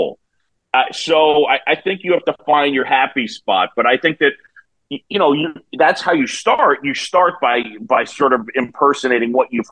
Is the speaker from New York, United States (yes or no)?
yes; New York City, New York, United States; now in Chicago, United States; I grew up in New York City